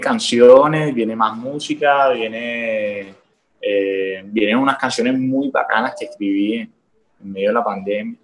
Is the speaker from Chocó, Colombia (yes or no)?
no; Cartagena, Bolívar, Colombia; Yo soy un pelado de Cartagena que empezó a escribir canciones desde los 14 años